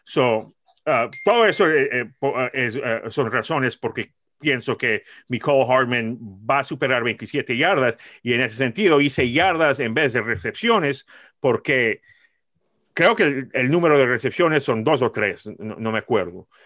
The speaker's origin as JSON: {"language": "Spanish", "region": "New York", "country": "United States", "said": "Soy de Nueva York"}